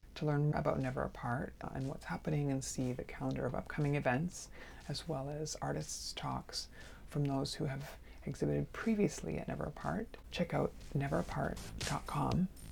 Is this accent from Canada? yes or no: yes; Canada; now in New York, United States; I'm a Canadian artist currently residing in New York